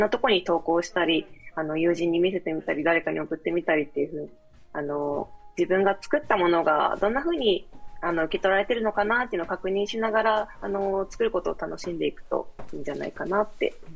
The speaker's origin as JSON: {"language": "Japanese", "region": "Kochi", "country": "Japan", "tie": "born or raised there", "also_born_or_lived": "Tokyo", "moved": "as an adult", "said": "地元に帰ってきて"}